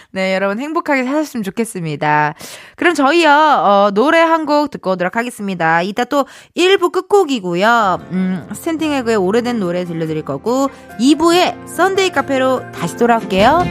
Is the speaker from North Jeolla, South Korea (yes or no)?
no; Incheon, South Korea; 저도 인천 사람이라